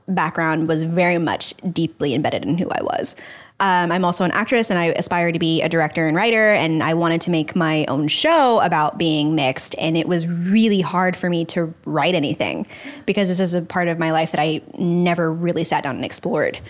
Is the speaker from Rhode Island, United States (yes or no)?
no; Dallas, Texas, United States; now in Los Angeles, United States; I grew up in Dallas, Texas